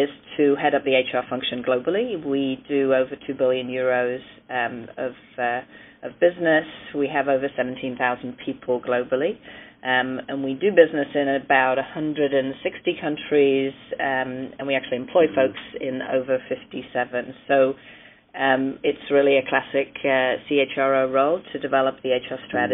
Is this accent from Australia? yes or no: no; United Kingdom; I'm British of origin.